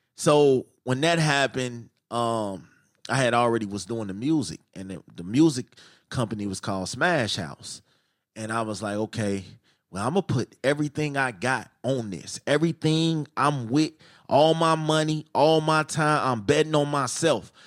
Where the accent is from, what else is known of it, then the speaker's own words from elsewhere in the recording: Chicago, Illinois, United States; I'm from Chicago